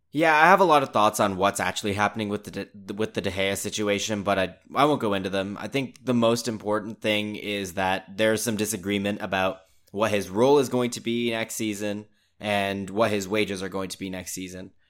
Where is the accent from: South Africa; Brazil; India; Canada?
Canada; I think growing up in Canada